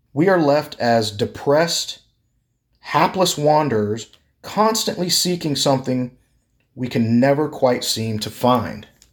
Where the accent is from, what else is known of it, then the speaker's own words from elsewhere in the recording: Texas, United States; I'm from Texas